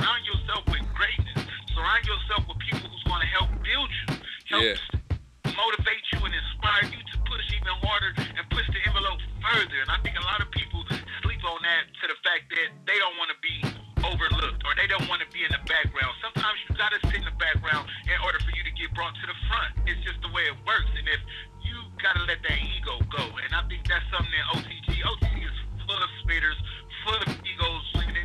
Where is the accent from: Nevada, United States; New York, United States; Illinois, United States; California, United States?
California, United States; Compton; I'm from Compton